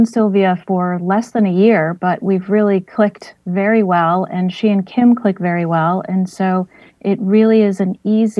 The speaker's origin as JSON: {"language": "English", "town": "West Springfield", "region": "Massachusetts", "country": "United States", "tie": "born or raised there", "also_born_or_lived": "Westfield, Massachusetts", "said": "I was born in Springfield in an area called Hungry Hill, which was a very Irish neighborhood back in the day. And then when we started to make good money, we moved to the suburbs of West Springfield, and I grew up there"}